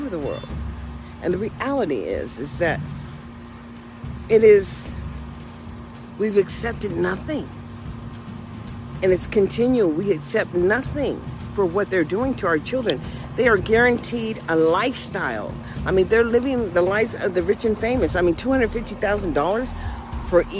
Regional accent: United States; I am an American

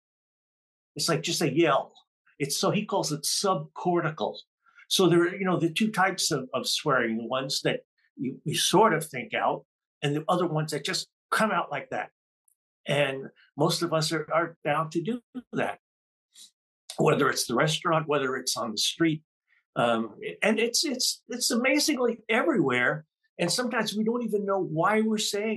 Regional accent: New York City, New York, United States; Growing up, I grew up in Jamaica, Queens, New York

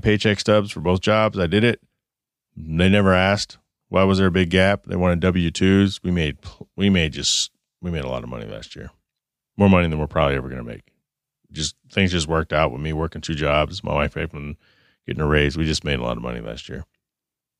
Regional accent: Phoenix, Arizona, United States; Phoenix, my hometown

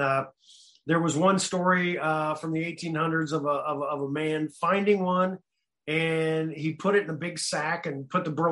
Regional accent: United States; the Kansas City Star, which was our local big city newspaper

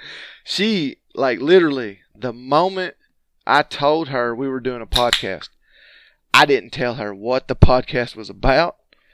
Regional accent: Georgia, United States; I'm from Georgia

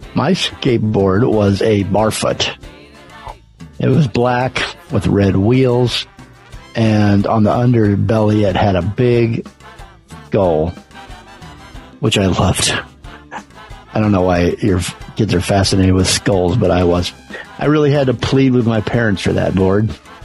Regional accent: Santa Barbara, California, United States; also born or lived in Idaho; When I was a kid growing up in Santa Barbara, I lived on the Mesa.

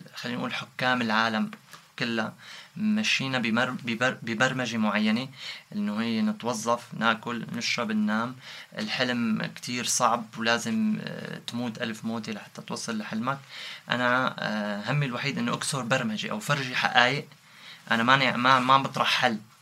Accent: Syria; moved away as an adult; now in Istanbul, Turkey; من من سوريا أنا كنا جروب نغني راب

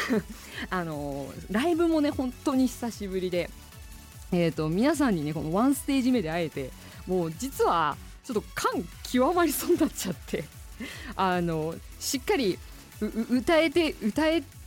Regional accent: Asahikawa, Hokkaido, Japan; 旭川出身

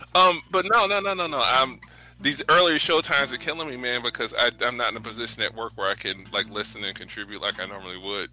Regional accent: St. Louis, Missouri, United States; I'm from St. Louis

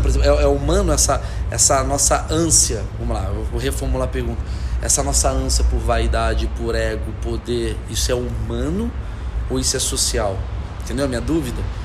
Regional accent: Rio de Janeiro, Brazil; eu sou do Rio de Janeiro.

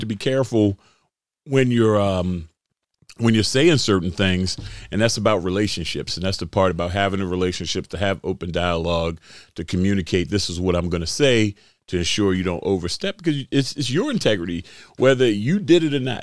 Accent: Baltimore, Maryland, United States; I grew up right here in Baltimore

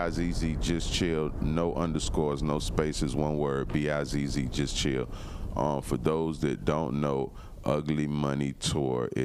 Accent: Florida, United States; moved away; I'm from Florida

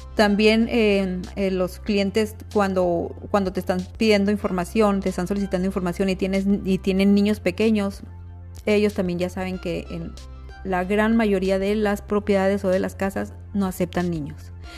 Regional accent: Mexico; Somos mexicanos, y como mexicanos tenemos rasgos y características mestizas

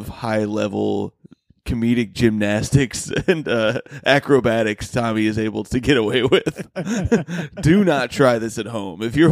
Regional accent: Indiana, United States; I'm from Indiana. Antonio has told me I have somewhat of an accent

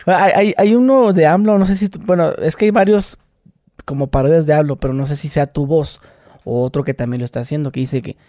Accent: Mexicali, Baja California, Mexico; soy de Mexicali

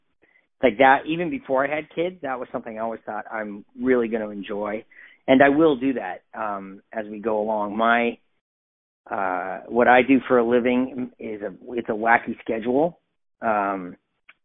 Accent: Canada; moved away as an adult; now in New York, United States; I grew up in Canada, so I'm a big hockey fan

